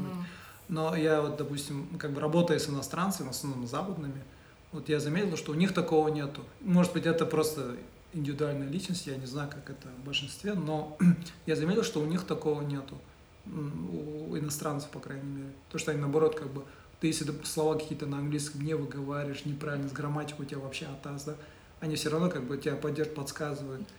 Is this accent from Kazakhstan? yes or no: yes; Oral, West Kazakhstan Region, Kazakhstan; moved away; я вырос э, в Уральске, э, тоже обрусевший, да, я учился в казахском